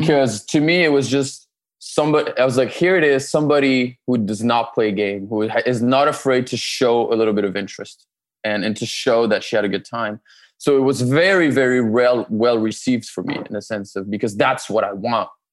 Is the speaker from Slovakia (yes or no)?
no; France; moved away as an adult; also born or lived in Canada; now in Los Angeles, United States; I'm originally born and raised in France